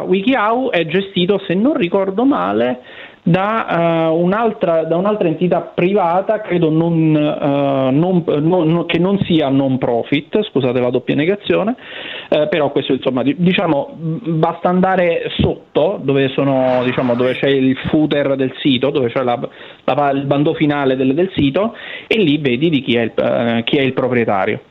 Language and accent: Italian; Benevento, Campania, Italy; di essere nato a Benevento, patria San, dei Sanniti